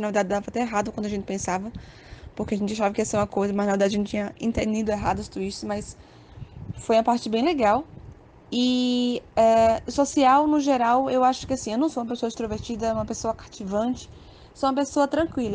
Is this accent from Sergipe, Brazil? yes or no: yes; Aracaju, Sergipe, Brazil; sou de Aracaju